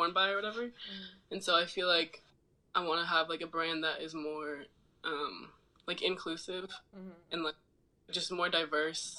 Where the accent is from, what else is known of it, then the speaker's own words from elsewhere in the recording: Oakland, California, United States; moved away as an adult; also born or lived in Arizona / New York; I'm from Oakland.